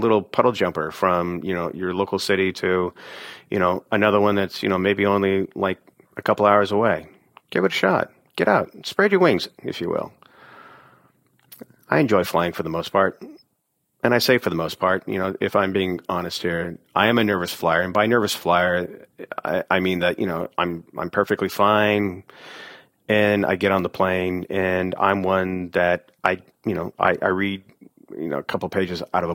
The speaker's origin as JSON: {"language": "English", "region": "Oregon", "country": "United States", "said": "I'm from Oregon"}